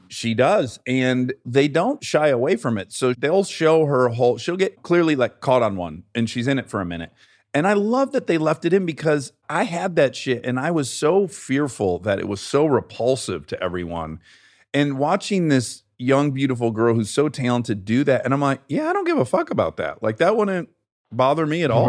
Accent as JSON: {"language": "English", "town": "Detroit", "region": "Michigan", "country": "United States", "moved": "yes", "lives_now": "Los Angeles, United States"}